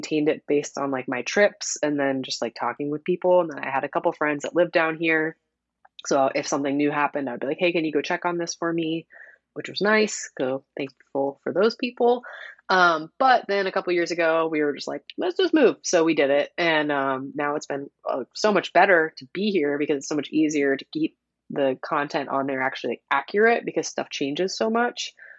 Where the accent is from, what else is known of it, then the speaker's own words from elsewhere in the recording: Ohio, United States; moved away as an adult; now in Orlando, United States; No, so I'm originally from Ohio. We moved to Orlando about 3.5 years ago now.